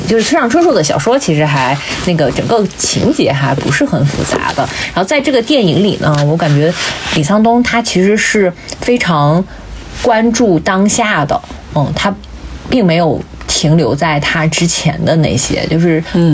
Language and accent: Chinese; northern China, China; 我们北方，特别是像我们老家